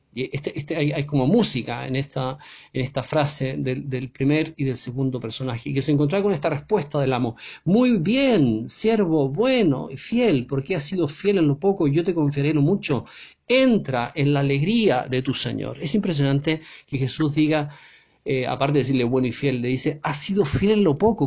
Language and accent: Spanish; Chile; en mi país, en Chile